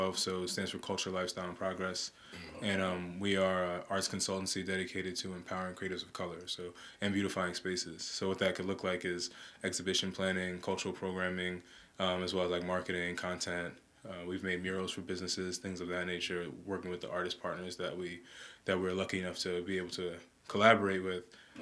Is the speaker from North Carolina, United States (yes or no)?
no; New York City, New York, United States; also born or lived in Manhattan; I was born in Manhattan, but grew up in Brooklyn, first in Park Slope, then in Bed-Stuy, went to Brooklyn Tech